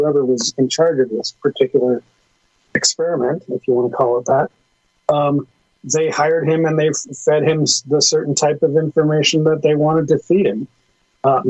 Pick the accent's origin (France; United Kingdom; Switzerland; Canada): Canada; as a Canadian